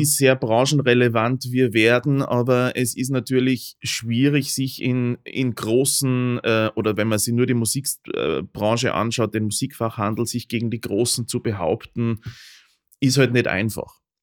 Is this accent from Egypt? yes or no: no; Upper Austria, Austria; now in Vienna, Austria; ich komme aus Oberösterreich mhm. grundsätzlich und äh, schon immer